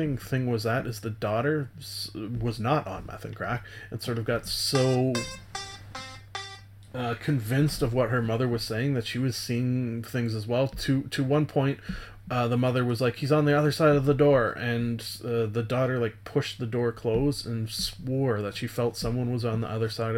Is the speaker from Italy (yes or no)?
no; Canada; being a Canadian